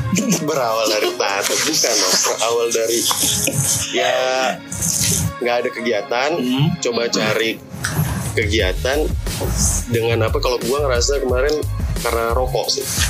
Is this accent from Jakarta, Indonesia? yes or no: no; Lampung, Indonesia; moved away; Gua dari Lampung